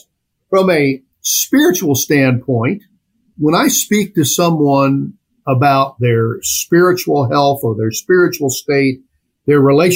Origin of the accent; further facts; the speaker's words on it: Champaign, Illinois, United States; also born or lived in Farmer City, Illinois; I was born and raised in Champaign, Illinois